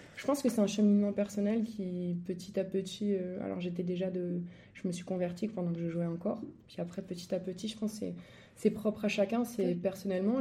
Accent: Angers, Pays de la Loire, France; moved away; je suis angevine, donc je suis d'Angers à la base. J'allais au stade avec mon papa Angers voir les matchs

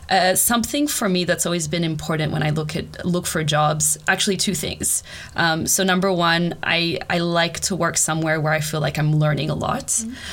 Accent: Canada; also born or lived in Australia / Brazil; now in Sweden; I'm originally Canadian and Australian

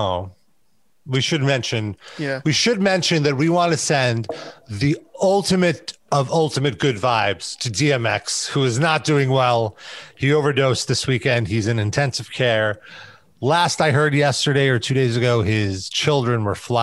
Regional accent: United States; as an American

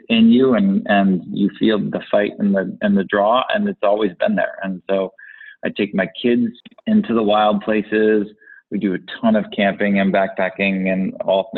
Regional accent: Connecticut, United States; also born or lived in New York; I grew up in the East Coast, New York and Connecticut. And in this little woodland area on the shoreline of Connecticut, we had this stream

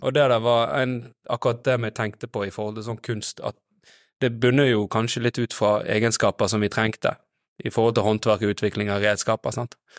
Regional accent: Os, Vestland, Norway; jeg er fra Os

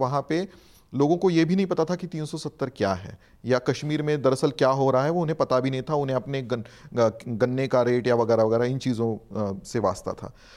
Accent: Maharashtra, India; मैं क्योंकि महाराष्ट्र से हूँ

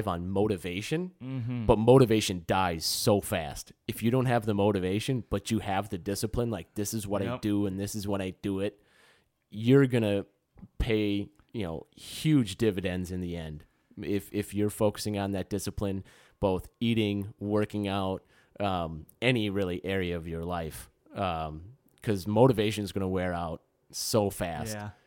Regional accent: Wisconsin, United States; growing up in the Midwest in Wisconsin too, I mean, dairy

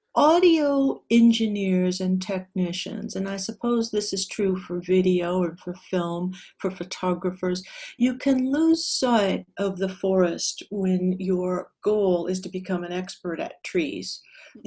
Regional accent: Southern California, United States; also born or lived in Hollywood; was born and raised in Southern California, about 45 miles outside of Los Angeles

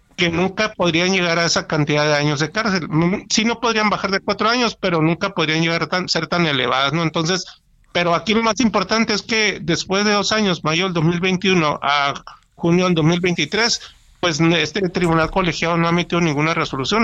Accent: Hermosillo, Sonora, Mexico; moved away as an adult; also born or lived in Querétaro; yo estoy acá en una ciudad de Hermosillo, regresé a mi ciudad de origen

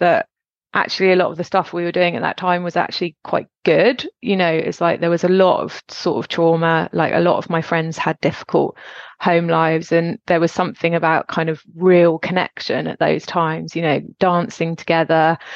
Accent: Gloucestershire, South West England, United Kingdom; also born or lived in Suffolk; we moved from Suffolk to Gloucestershire when I was 8.

